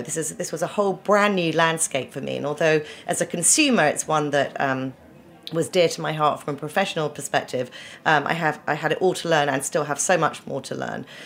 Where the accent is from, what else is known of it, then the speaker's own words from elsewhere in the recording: Winchester, South East England, United Kingdom; moved away as an adult; also born or lived in Oxford; now in New York, United States; I was born in Oxford, but grew up in um, a very beautiful historical uh, town called Winchester in the south of England